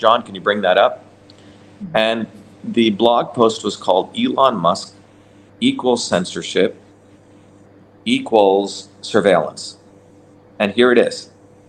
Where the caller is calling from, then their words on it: Italy; So, again, everyone, I'm speaking from Italy. It's close to 2 a.m. here, so I'm a little bit tired.